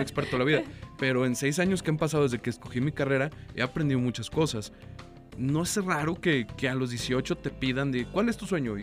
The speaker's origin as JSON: {"language": "Spanish", "town": "Torreón", "region": "Coahuila", "country": "Mexico", "moved": "yes", "said": "yo no soy de aquí, yo soy eh, de provincia, yo soy de Torreón del Norte"}